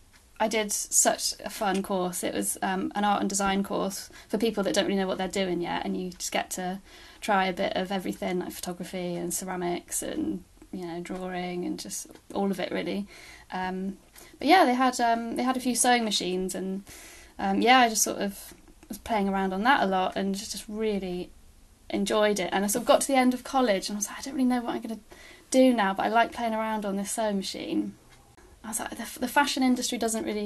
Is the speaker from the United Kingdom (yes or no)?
yes; Bristol, South West England, United Kingdom; moved away as an adult; also born or lived in Bournemouth; Bristol, which is where I'm from